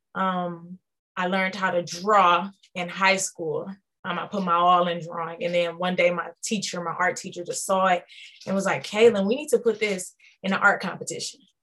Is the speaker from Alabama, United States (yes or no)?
no; Detroit, Michigan, United States; I was born and raised in Detroit, Michigan